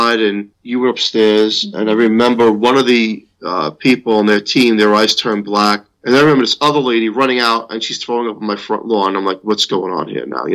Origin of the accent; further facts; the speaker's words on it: New York, United States; As a New Yorker